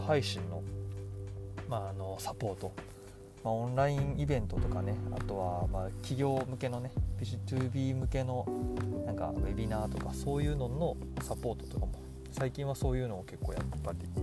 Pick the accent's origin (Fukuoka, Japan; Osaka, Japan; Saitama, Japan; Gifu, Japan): Osaka, Japan; Toyonaka; also born or lived in Canada / New York, United States; 大阪生まれ大阪育ちで